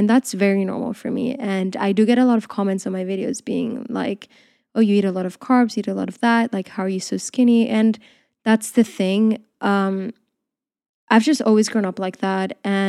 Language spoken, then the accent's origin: English; Spain; also born or lived in Portugal; now in United Kingdom; I grew up in Spain and in Portugal. So I just feel like there, the culture is very different. I feel like here, when I came to the UK, I realized that things are a bit different